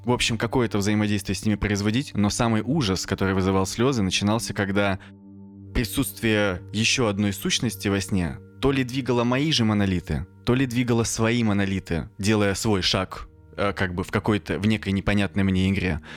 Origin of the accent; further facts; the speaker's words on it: Kirishi, Leningrad Oblast, Russia; moved away; я рос еще в Киришах